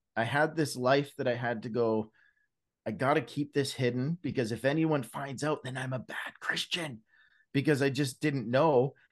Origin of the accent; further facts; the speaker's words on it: British Columbia, Canada; now in Alberta, Canada; Born and raised in Canada, West Coast boy, I was raised out in British Columbia. Now I live in Alberta